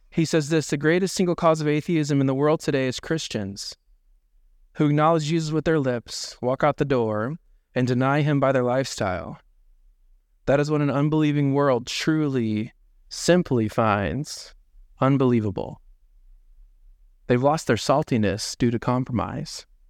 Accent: Indiana, United States; now in Dubuque, United States; growing up in Indiana, there's no hills anywhere

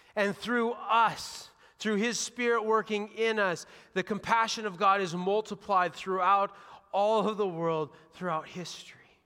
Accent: Washington, United States; now in Dubuque, United States; I grew up in Washington State

